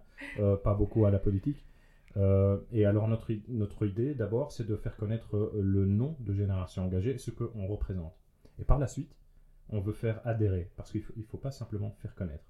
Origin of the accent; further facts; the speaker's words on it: Liège, Wallonia, Belgium; en tant que bon liégeois